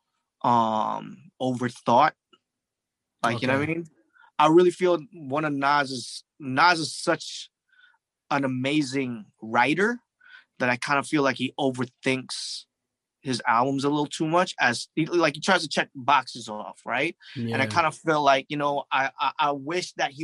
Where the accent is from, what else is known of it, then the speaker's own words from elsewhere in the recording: Toronto, Ontario, Canada; I'm from Toronto too